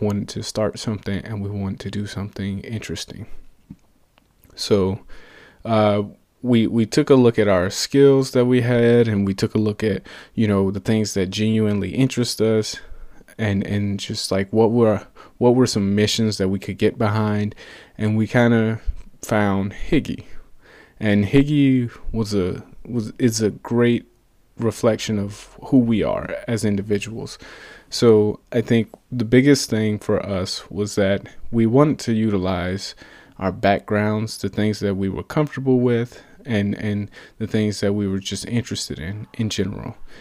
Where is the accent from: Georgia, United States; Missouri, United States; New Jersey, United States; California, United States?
Georgia, United States; Atlanta; moved away as an adult; now in Portland, United States; I'm originally from Atlanta, Georgia, and I moved all the way out to Portland, Oregon for work